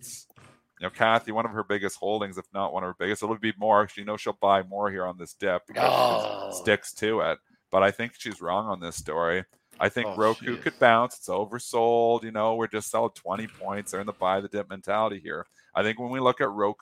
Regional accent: Canada; I'm Canadian

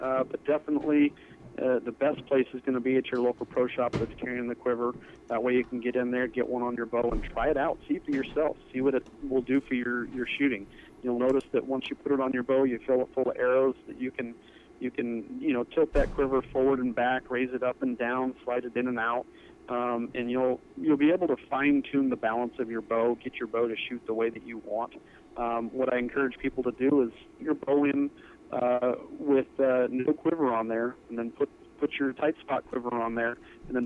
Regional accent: Napa Valley, Northern California, United States; moved away as an adult; now in Montana, United States; I originally grew up in Northern California in Napa Valley

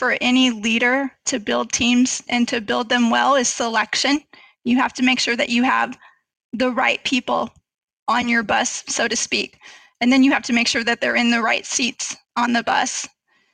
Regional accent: North Dakota, United States; moved away as an adult; now in Texas, United States; So I am a small town girl. I grew up in North Dakota

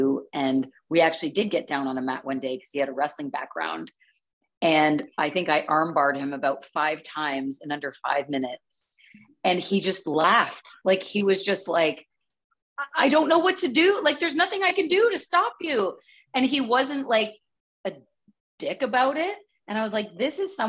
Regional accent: Canada; I am still Canadian.

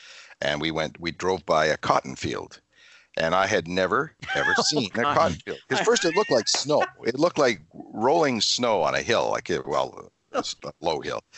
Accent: Canada; I'm Canadian from up here.

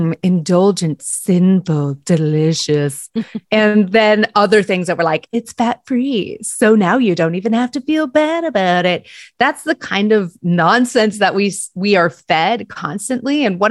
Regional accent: United States; we as American Protestant Christians

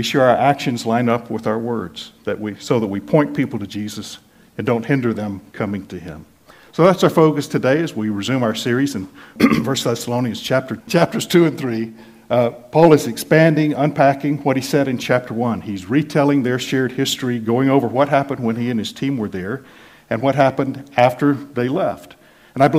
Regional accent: United States; born or raised there; moved away as an adult

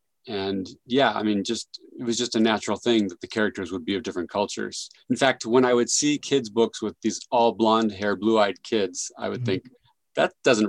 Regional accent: San Jose, California, United States; I was raised in the Bay Area, raised in San Jose, California. Loved Silicon Valley, very multicultural.

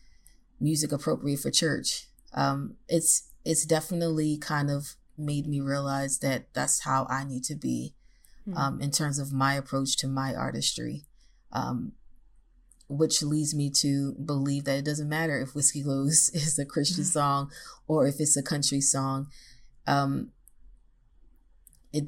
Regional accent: Baltimore, Maryland, United States; now in Nashville, United States; my hometown, Baltimore, Maryland

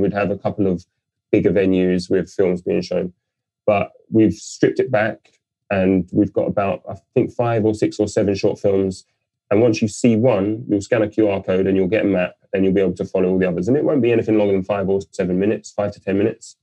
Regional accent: London, United Kingdom; I'm born and raised in London.

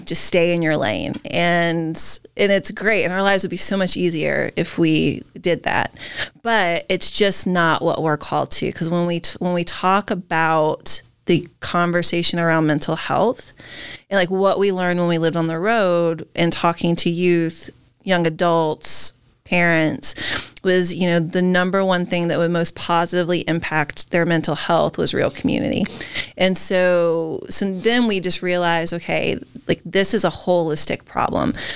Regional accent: Maine, United States; we're from Maine

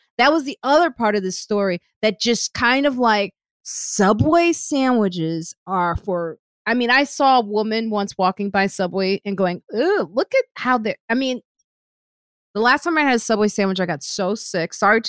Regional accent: Chicago, Illinois, United States; because I'm from Chicago and I know they're cold.

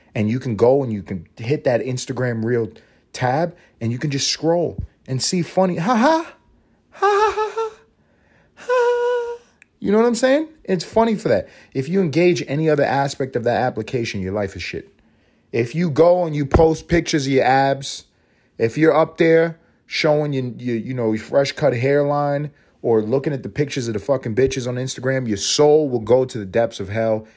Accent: New York City, New York, United States; When I grew up in Harlem

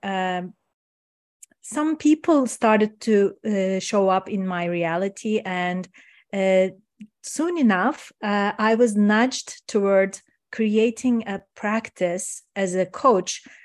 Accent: Istanbul, Turkey; first language Turkish; English is a second language; moved away as an adult; now in Canada; I'm originally from Turkey, Istanbul. I was born in Istanbul

